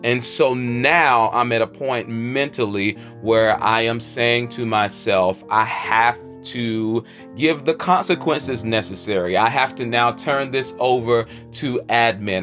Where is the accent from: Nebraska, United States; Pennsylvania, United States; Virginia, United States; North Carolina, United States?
North Carolina, United States; Charlotte; where I'm hailing from the South, by way of the QC, the Queen City, Charlotte, North Carolina